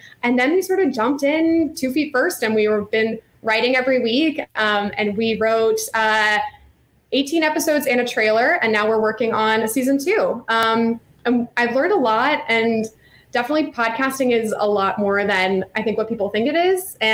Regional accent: Virginia, United States; now in Chicago, United States; I'm from Virginia and I went to Cotillion

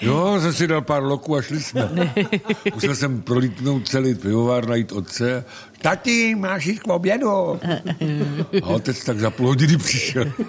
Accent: Plzeň, Plzeň Region, Czechia; now in Central Bohemian Region, Czech Republic; Nejsem středočech, jsem západočech, narodil jsem se v Plzni, v městě skvělého piva a můj otec byl sládek na železné rudě

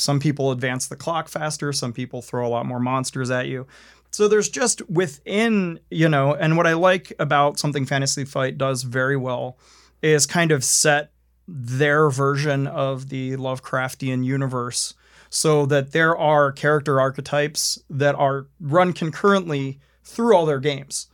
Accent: Maryland, United States; growing up in the Mid-Atlantic, like, growing up in Maryland

